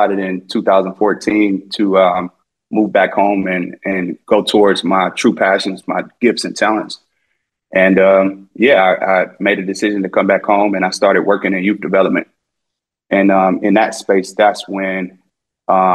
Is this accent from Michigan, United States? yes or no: yes; Detroit, Michigan, United States; also born or lived in Tennessee; born and raised in Detroit. I'm a West Side kid